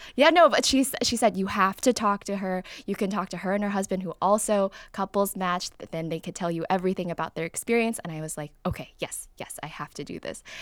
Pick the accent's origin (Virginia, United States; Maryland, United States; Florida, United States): Florida, United States; Davie; I grew up in South Florida. I was more in the suburbs, so like Davie, Florida